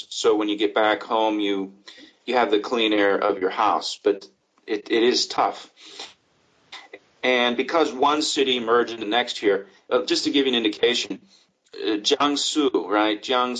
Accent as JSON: {"language": "English", "region": "Florida", "country": "United States", "tie": "born or raised there", "lives_now": "Shanghai, China", "said": "And like the other day, I was looking at my hometown down in Florida, and the AQI was 25."}